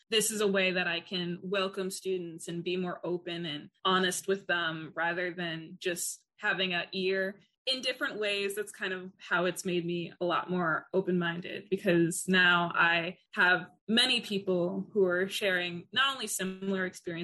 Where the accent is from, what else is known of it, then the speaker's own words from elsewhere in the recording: New York City, New York, United States; moved away as an adult; I came from Queens, and I came from a predominantly Black neighborhood